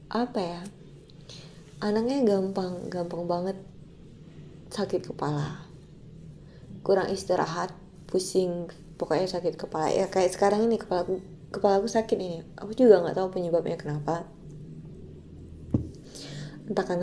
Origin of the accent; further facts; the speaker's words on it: Pekanbaru, Riau, Indonesia; now in Jakarta, Indonesia; yang aku pulang Februari deh kalau nggak salah yang aku dari Jakarta ke Pekanbaru itu kan waktu mau balik ke Jakartanya kan aku sempat flu ya